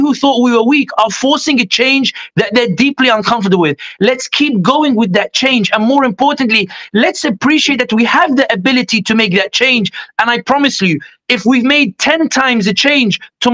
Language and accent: English; Sidi Bouzid, Sidi Bouzid Governorate, Tunisia; now in London, United Kingdom; I'm originally from Tunisia, I'm from Sidi Bouzid, where Arab Spring began.